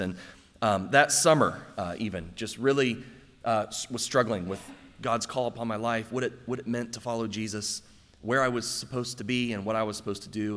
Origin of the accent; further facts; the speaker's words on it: Circleville, Ohio, United States; born or raised there; moved away